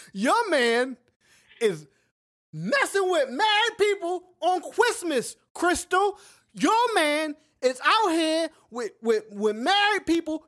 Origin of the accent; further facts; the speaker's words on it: United States; moved away as an adult; also born or lived in the South; now in South Korea; I'm American